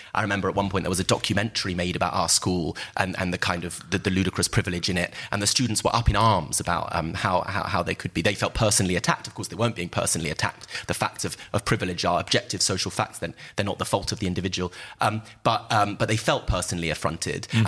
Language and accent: English; United Kingdom; my family came to Britain as working class migrants from Eastern Europe